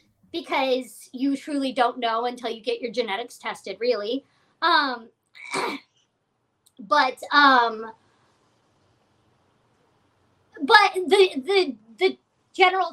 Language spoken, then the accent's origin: English; Seattle, Washington, United States; now in Los Angeles, United States; I'm not from Los Angeles. I'm from Seattle, and I also have a found family here